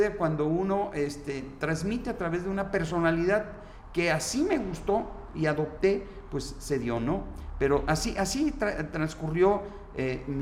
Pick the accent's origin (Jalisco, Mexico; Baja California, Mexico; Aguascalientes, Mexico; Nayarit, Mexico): Nayarit, Mexico; Tepic; Mira, yo soy de aquí, de Tepic, Nayarit.